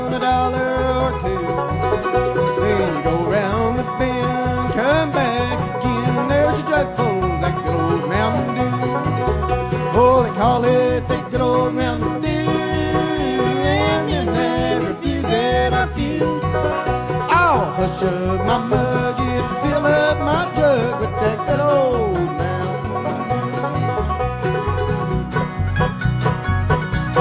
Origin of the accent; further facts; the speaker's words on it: Badeville, Kentucky, United States; I'm from Badeville